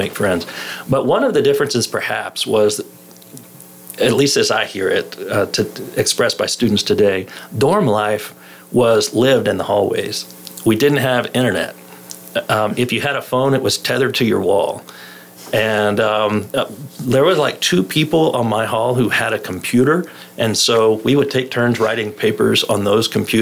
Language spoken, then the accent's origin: English; Arlington, Texas, United States; moved away as an adult; now in Lubbock, United States; I was raised in Arlington, Texas